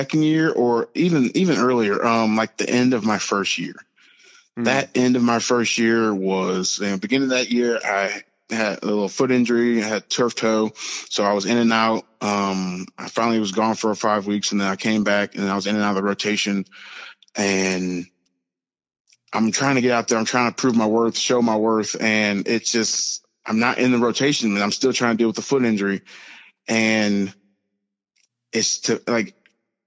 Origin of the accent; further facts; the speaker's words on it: St. Louis, Missouri, United States; moved away as an adult; also born or lived in Joplin, Missouri; I'm from St. Louis, Missouri. You know, I'm a big city boy.